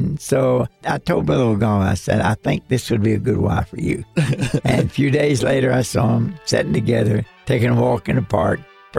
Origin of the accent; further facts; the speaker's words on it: Kentucky, United States; accent: Kentuckian; my Kentuckian English is nothing for anybody to practice on.